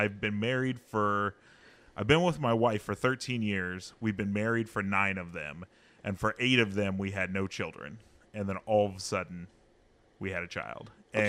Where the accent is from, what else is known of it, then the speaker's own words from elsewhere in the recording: Hanford, California, United States; also born or lived in Kansas; I was born in Kansas. Mm-hmm. She was born in Hanford, but I've lived in Hanford my whole life.